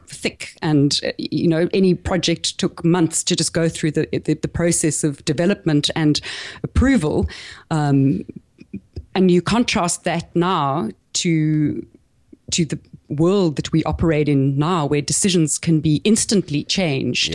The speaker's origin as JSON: {"language": "English", "country": "South Africa", "tie": "born or raised there", "also_born_or_lived": "Caribbean / east coast of Australia", "accent": "South African", "moved": "as an adult", "lives_now": "Australia", "said": "I grew up in South Africa"}